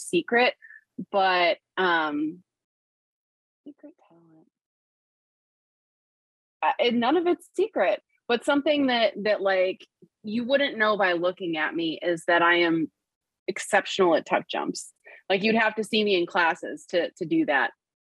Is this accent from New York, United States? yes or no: yes; Western New York, United States; We're from Western New York